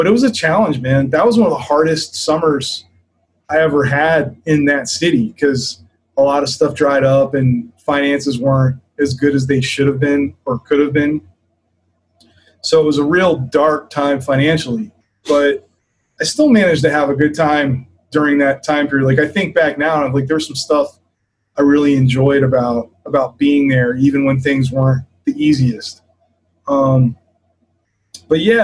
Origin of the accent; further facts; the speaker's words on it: Maryland, United States; moved away as an adult; also born or lived in Boston / New York; I'm from Maryland